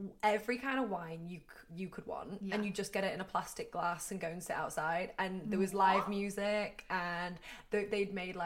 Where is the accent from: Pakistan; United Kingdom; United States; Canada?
United Kingdom; England; as an English girl